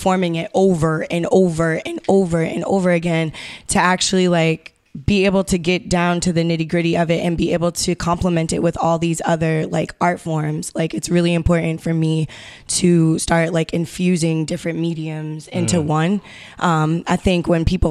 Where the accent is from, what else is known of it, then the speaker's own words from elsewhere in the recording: Massachusetts, United States; also born or lived in South Carolina; growing up in South Carolina for like a year, and then growing up on the Cape for 11 of those years